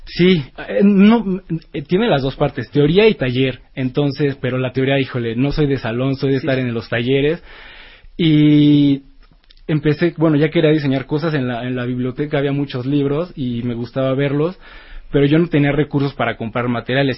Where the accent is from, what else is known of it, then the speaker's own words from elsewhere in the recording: Mexico; la primera vez que salí de México